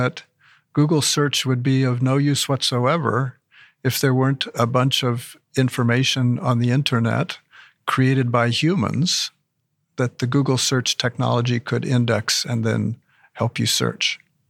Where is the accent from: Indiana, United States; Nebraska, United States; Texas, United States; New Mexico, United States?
New Mexico, United States; he moved to the farm where I grew up in New Mexico.